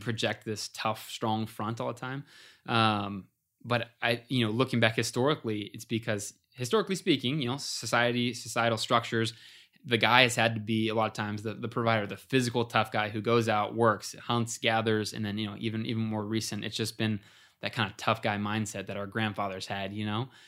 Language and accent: English; Ohio, United States; we were buddies from growing up in Ohio